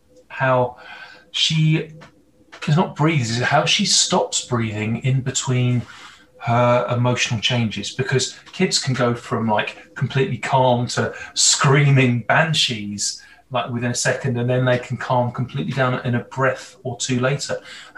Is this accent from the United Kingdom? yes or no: yes; England, United Kingdom; moved away as an adult; now in Canada; Well, from my accent, from my Hollywood villain accent, probably tell that I'm not Canadian. I've been here just over a year as a resident